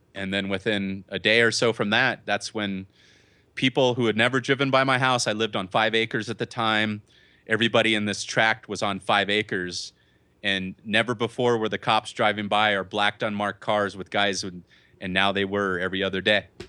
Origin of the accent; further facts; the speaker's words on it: Southern California, United States; I'm from Southern California